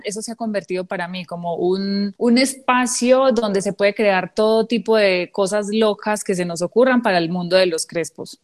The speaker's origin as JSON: {"language": "Spanish", "town": "San Carlos", "region": "Antioquia", "country": "Colombia", "tie": "born or raised there", "said": "mi pueblo San Carlos"}